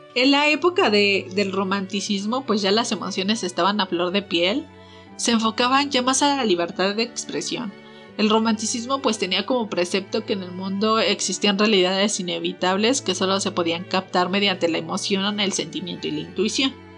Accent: Mexico; como típicos mexicanos

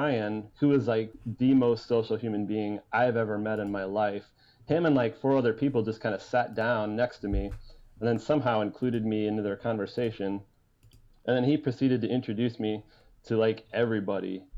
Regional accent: Fort Wayne, Indiana, United States; it's Fort Wayne

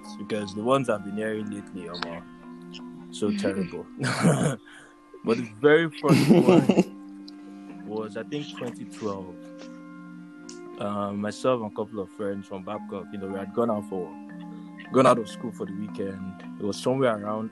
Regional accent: Abeokuta, Ogun State, Nigeria; moved away; I grew up in Abeokuta

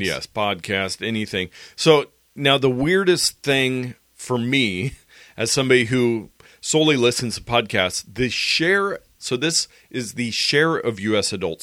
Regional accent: United States; as American, adult Americans

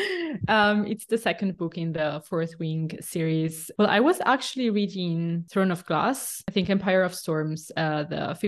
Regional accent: northeastern Italy, Italy; now in Milan, Italy; I grew up in the countryside in northeastern Italy, but now I live in Milan.

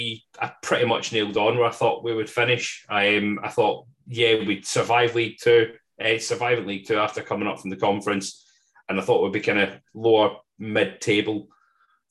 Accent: Scotland, United Kingdom; accent: Scottish; I am probably the most Scottish person

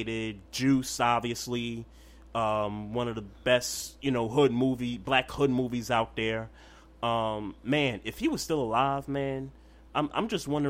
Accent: New York City, New York, United States; growing up in Brooklyn

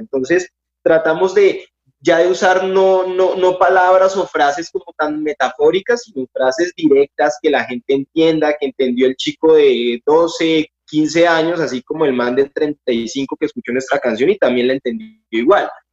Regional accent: Colombia; somos de Colombia

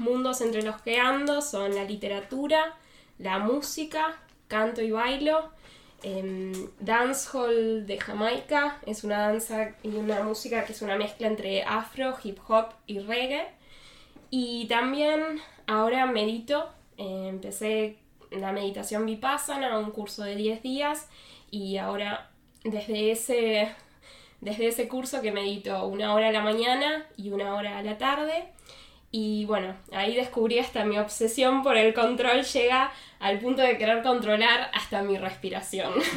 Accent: Buenos Aires, Argentina; moved away as an adult; now in Germany; vengo de Buenos Aires, Argentina

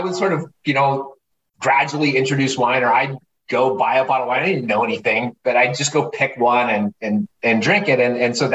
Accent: Southern California, United States; growing up in Southern California, punk rock skateboard kid

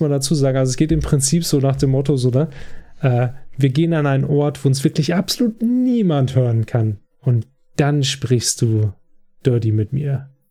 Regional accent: Germany; als Deutsche

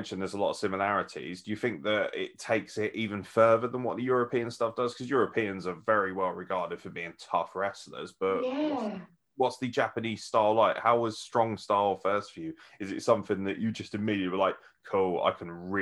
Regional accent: United Kingdom; we're British

